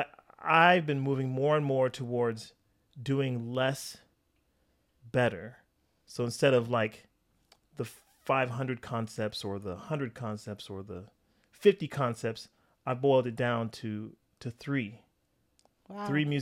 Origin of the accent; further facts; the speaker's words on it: California, United States; also born or lived in Wichita, Kansas; So I was born in Northern California.